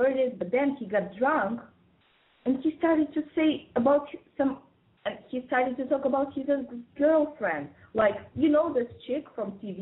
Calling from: Moscow, Russia; calling from Moscow again

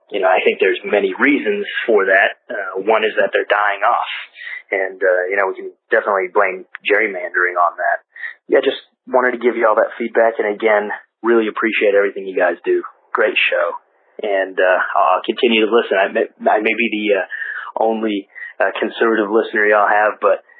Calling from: Nashville, Tennessee, United States; I'm calling from Nashville, Tennessee.

